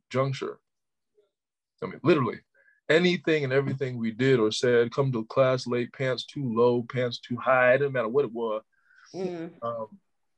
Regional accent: Orlando, Florida, United States; I'm from Orlando

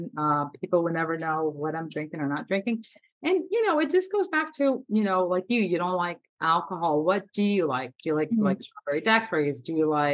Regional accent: South Florida, United States; I'm from South Florida, so we have lots of tropical fruit here

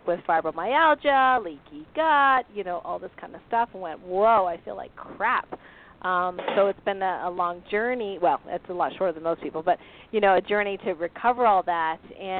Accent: Tupper Lake, New York, United States; I'm a lot from Tupper Lake.

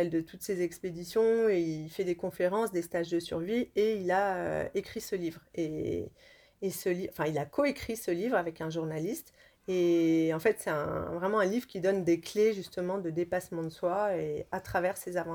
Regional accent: Lyon, Auvergne-Rhône-Alpes, France; Moi je suis de Lyon aussi.

